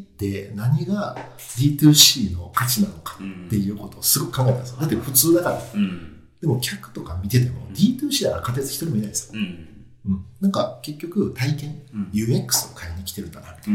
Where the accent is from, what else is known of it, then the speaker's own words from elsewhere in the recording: Japan; moved away as an adult; also born or lived in South Korea / United States / China; 日本で高校まで行ってたんですけど、うん、そこから10年間海外なんですよ